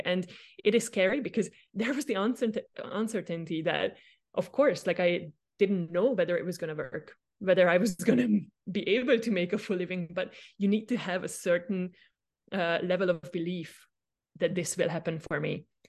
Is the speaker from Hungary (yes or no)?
yes; Hungary; moved away as an adult; also born or lived in Austria; Do I go back home, uh, to Hungary? I am from Hungary